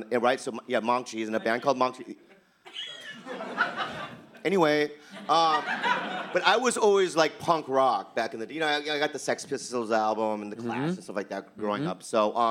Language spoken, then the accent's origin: English; Poway, California, United States; I grew up in Green Valley, in Poway, which is a lot of white people.